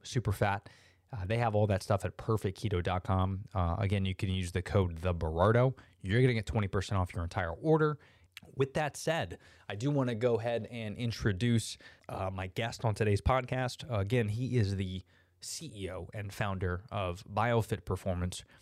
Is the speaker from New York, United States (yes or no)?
no; Orlando, Florida, United States; I'm an Orlando, uh, born and, and raised native, which is very rare